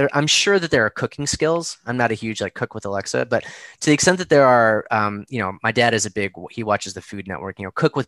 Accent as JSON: {"language": "English", "town": "Chicago", "region": "Illinois", "country": "United States", "tie": "born or raised there", "moved": "yes", "lives_now": "Boston, United States", "said": "I grew up in Chicago"}